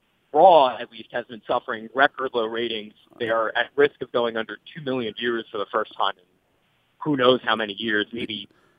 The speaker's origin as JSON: {"language": "English", "town": "New York City", "region": "New York", "country": "United States", "said": "I am from Rockaway Beach, New York."}